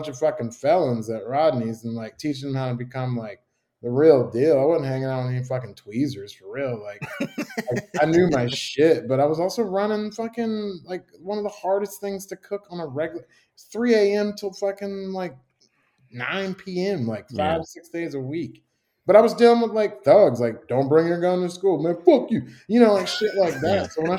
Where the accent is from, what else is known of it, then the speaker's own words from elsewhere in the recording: Chicago, Illinois, United States; also born or lived in Tuscaloosa, Alabama / San Francisco; now in Birmingham, United States; I'm from Chicago